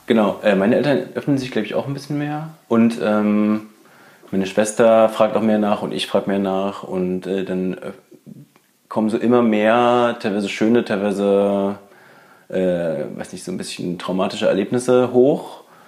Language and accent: German; Berlin, Germany; ich bin auch in Berlin geboren